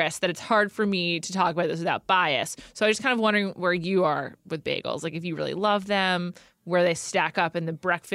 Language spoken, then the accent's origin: English; New York, United States; as a New Yorker